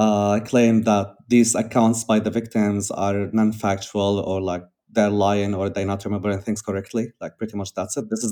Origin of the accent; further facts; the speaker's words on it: Syria; me as a Syrian growing up in Syria